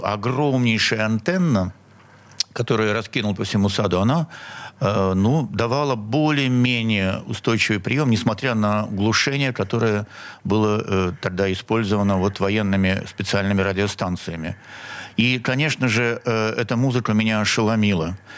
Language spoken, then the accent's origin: Russian; Saint Petersburg, Russia; Я коренной петербуржец. Я родился на Синопской набережной